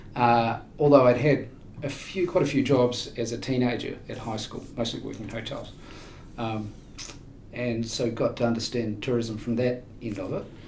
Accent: Queenstown, Otago, New Zealand; I was born in uh, Queenstown in the now iconic year of 1964.

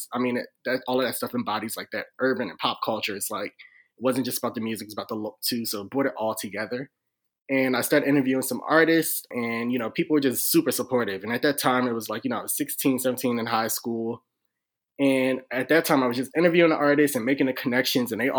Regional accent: Philadelphia, Pennsylvania, United States; now in DMV area, United States; I'm from Philly.

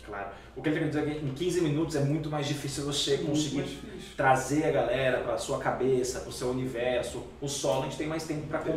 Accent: Ceará, Brazil; porque a gente, o cearense brinca com isso mesmo, a gente sacaneia.

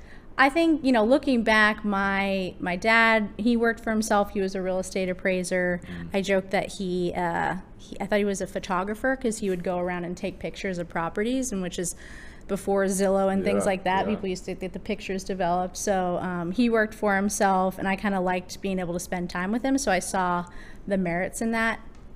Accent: Long Island, New York, United States; moved away as an adult; also born or lived in Washington, D.C.; now in Texas, United States; I grew up in Long Island, New York

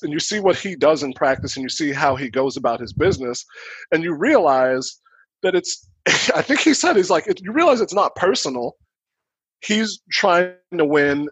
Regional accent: Chicago, Illinois, United States; I am from the South Side, 74th Street of Chicago

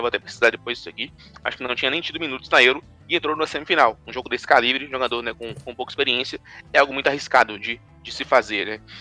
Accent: Brazil; a gente pensar assim como brasileiro

